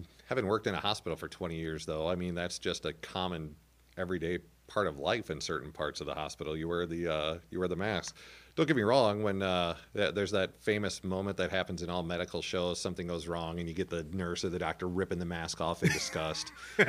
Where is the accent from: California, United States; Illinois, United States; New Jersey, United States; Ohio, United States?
Illinois, United States; Albers; So I grew up in Albers, which is the sign driving into town said 650. when I moved out. It has since experienced a boom in the form of 2 to 3 new subdivisions, so it's now up to like 1,000 people.